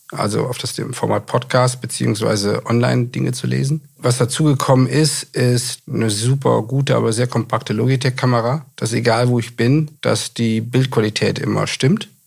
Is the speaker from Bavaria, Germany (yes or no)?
no; Düsseldorf, North Rhine-Westphalia, Germany; ich komme aus dem Ruhrgebiet und aus Düsseldorf.